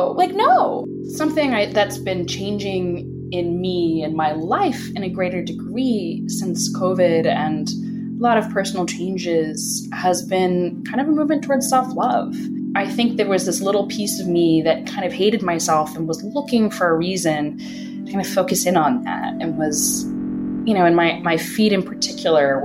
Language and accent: English; Bethesda, Maryland, United States; now in Brooklyn, United States; I'm from Washington, D.C., or just outside of that, in Bethesda